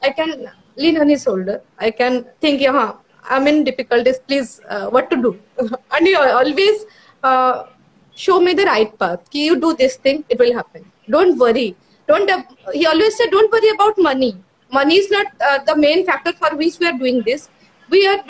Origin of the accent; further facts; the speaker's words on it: Odisha, India; I'm from Orisha.